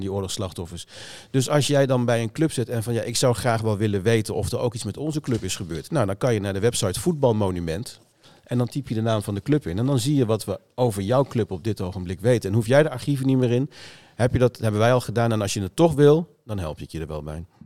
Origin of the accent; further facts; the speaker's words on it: Lochem, Gelderland, Netherlands; also born or lived in Amsterdam-Noord; now in Amsterdam, Netherlands; in Lochem, bij Zutphen, uit mijn eigen regio waar ik vandaan kom